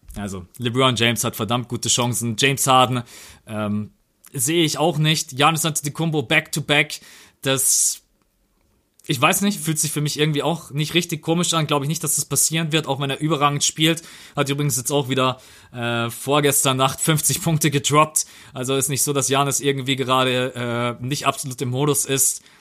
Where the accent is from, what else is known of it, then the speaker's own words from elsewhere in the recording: Bavaria, Germany; bei uns in Bayern